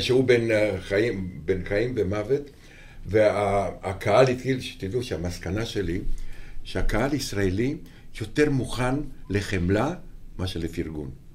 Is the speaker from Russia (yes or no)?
no; Romania; Hebrew is a second language; moved away as an adult; now in Israel; אני בא מרומניה, הכל בוץ, והכל גשם, ואיכס